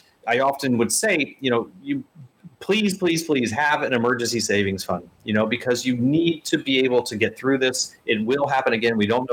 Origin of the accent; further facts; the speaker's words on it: Indianapolis, Indiana, United States; I was born in Indianapolis